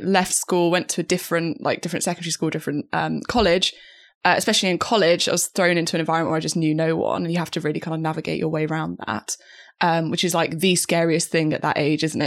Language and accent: English; the middle of England, United Kingdom; moved away as an adult; also born or lived in Cambridge; now in London, United Kingdom; as I left my hometown, left, um, I guess like the middle of England, moved to Cambridge for uni and then moved to London afterwards